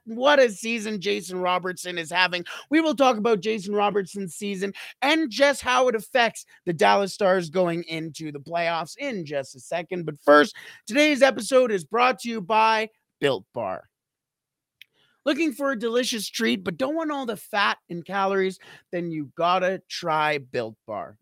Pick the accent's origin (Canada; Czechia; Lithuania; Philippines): Canada; I am a Canadian